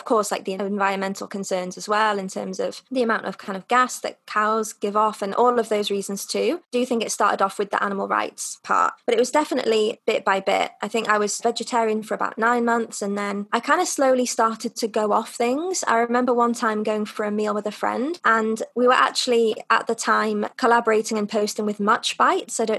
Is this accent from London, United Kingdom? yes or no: no; North Wales, United Kingdom; moved away as an adult; also born or lived in China / Russia; now in Madrid, Spain; I'm originally from North Wales, but I've spent what's well, about nine years now living abroad. I've lived in China, Russia, and now in Madrid